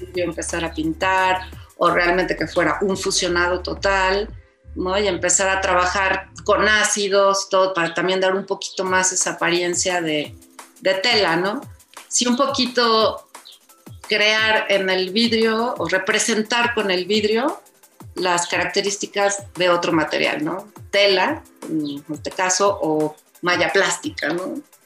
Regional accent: Mexico; soy más mexicana que nada

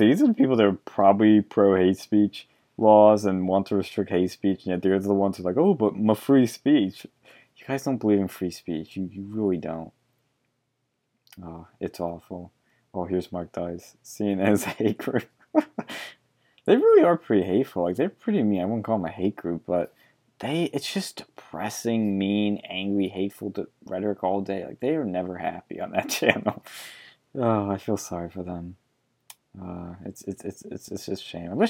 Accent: Argentina; I was born in Argentina. I grew up in a military government.

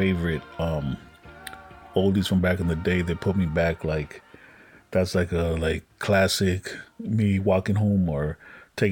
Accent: Los Angeles, California, United States; also born or lived in Westlake, Los Angeles; I grew up on Western. Well, I moved around quite a bit when I was little, but you know, I ultimately ended up on like Western Ave in like Koreatown

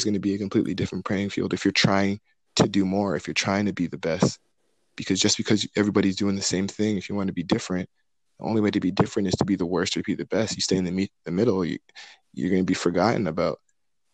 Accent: Mississauga, Ontario, Canada; my hometown, Mississauga

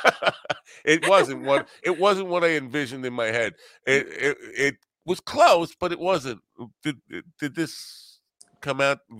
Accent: Iowa, United States; and I'm maybe in growing up in Iowa, it's different than the experience

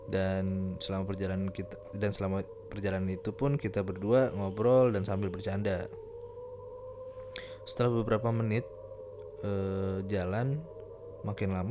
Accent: East Java, Indonesia; Walaupun sebenarnya gue berasal dari Jawa Timur juga.

